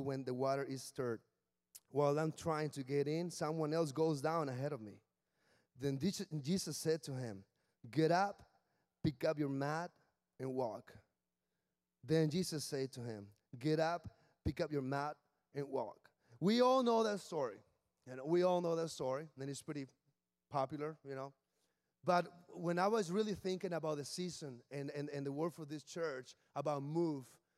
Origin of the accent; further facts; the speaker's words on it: Mexicali, Baja California, Mexico; English is a second language; moved away as an adult; also born or lived in Williamsburg, Virginia; now in Washington, D.C., United States; I'm from Mexicali, which is in the border with California